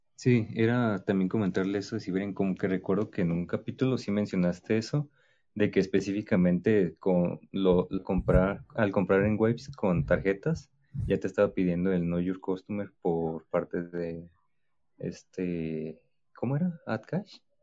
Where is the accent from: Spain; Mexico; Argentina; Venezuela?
Mexico; yo también soy mexicano igual que tú